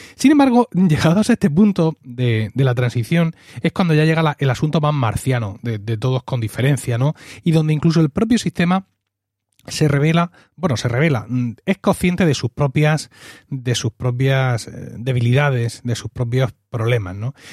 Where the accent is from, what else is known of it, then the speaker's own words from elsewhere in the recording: Spain; mí como español